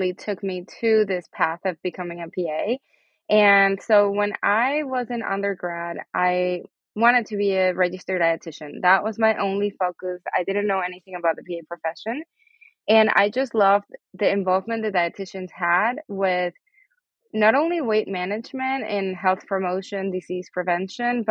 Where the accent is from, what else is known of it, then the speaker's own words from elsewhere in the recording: Venezuela; first language Spanish; English is a second language; now in United States; My primary language is Spanish. I'm actually from Venezuela, but I've been in the U.S. for many years now.